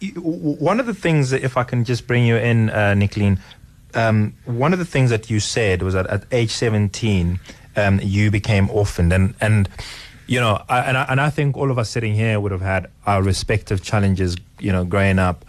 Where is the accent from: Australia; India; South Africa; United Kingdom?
South Africa; Johannesburg, Gauteng; I grew up in Johannesburg